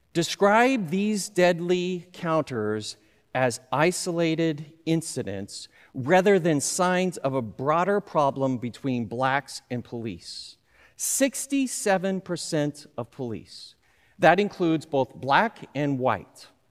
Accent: Southern California, United States; I grew up in Southern California.

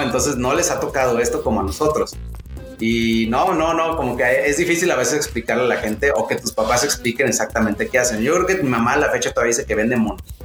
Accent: Guadalajara, Jalisco, Mexico; also born or lived in Zapopan; yo, soy de Guadalajara, vivo en Zapo

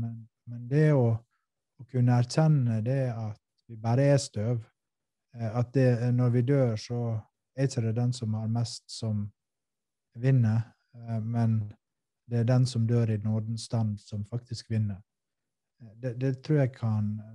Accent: Western Norway, Norway; jeg er vestlending norsk

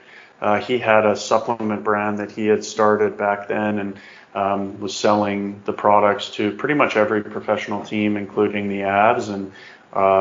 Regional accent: Calgary, Alberta, Canada; Grew up, born and raised in Calgary

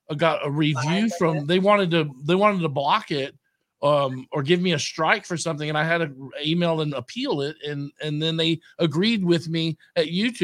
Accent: Austin, Texas, United States; growing up in Austin

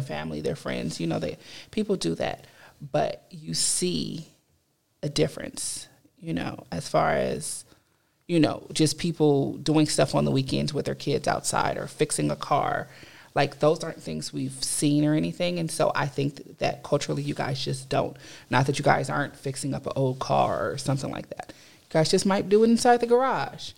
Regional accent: Compton, California, United States; I am a California native, um, born in Compton all my life

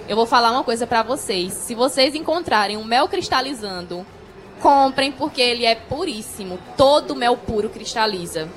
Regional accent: São José dos Cordeiros, Paraíba, Brazil; Sou lá da, da cidade de São José dos Cordeiros

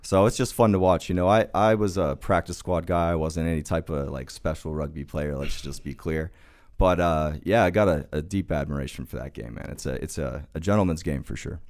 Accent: Oklahoma, United States; I grew up in, uh, Oklahoma, and, uh, Oklahoma football was kinda everything

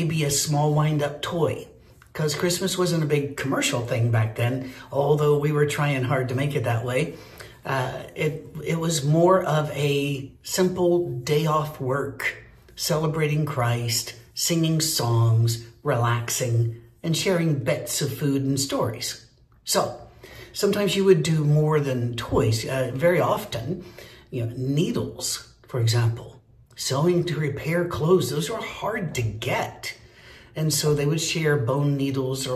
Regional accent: Scotland, United Kingdom; I'm Scottish

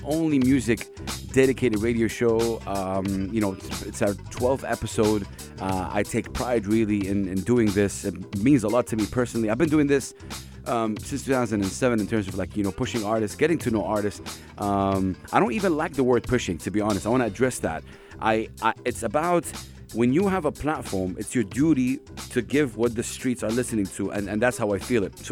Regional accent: Saudi Arabia; I come from Saudi Arabia

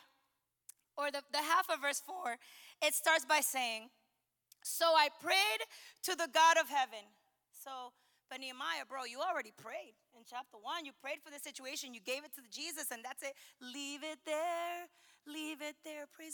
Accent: the North, United States; moved away; I'm from the North.

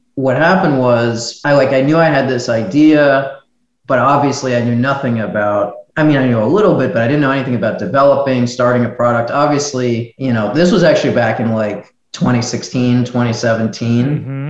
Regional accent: United States; moved away as an adult; now in Miami, United States; I'm originally from New York, New Jersey, but I'm now in Miami because of coronavirus.

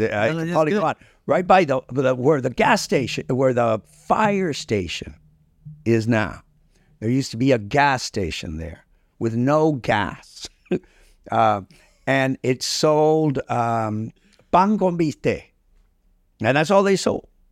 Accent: Key Biscayne, Florida, United States; also born or lived in Cuba / Milwaukee, Wisconsin; I grew up on the Key

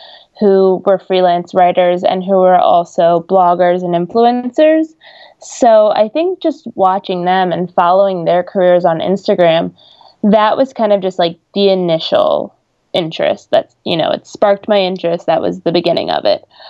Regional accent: New York, United States; I am from New York, so it made interning in the city during the summer very easy, and I got to just commute every day

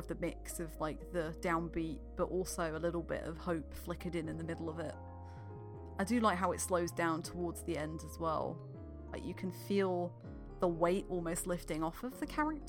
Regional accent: United Kingdom; I'm British

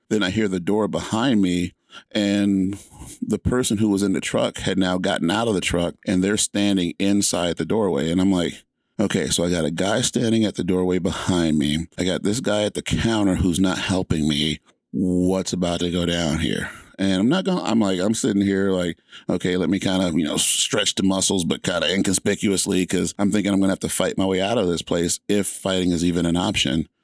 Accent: Atlanta, Georgia, United States; moved away as an adult; also born or lived in Alaska / San Antonio, Texas; I was born in Atlanta, Georgia, and my mom moved us out of the inner city to live in the suburbs

